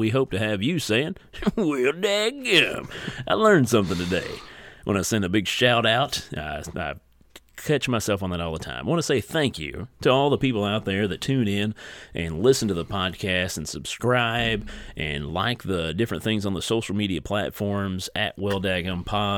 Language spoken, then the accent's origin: English; Eastern Kentucky, United States; grow up in our small town